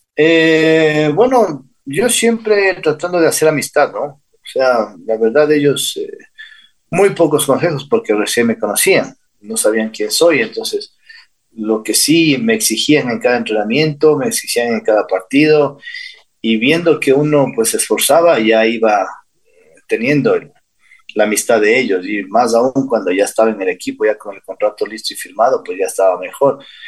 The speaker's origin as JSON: {"language": "Spanish", "country": "Ecuador", "tie": "born or raised there", "also_born_or_lived": "Santa Ana, California, United States"}